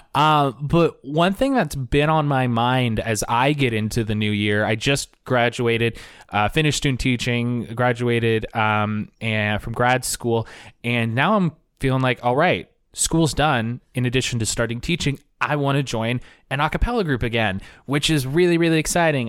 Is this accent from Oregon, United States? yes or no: yes; Portland, Oregon, United States; I am back in my hometown of Portland, Oregon